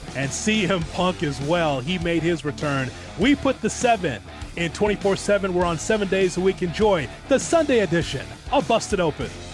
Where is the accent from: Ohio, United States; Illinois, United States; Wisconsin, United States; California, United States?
Illinois, United States; Chicago; my hometown, Chicago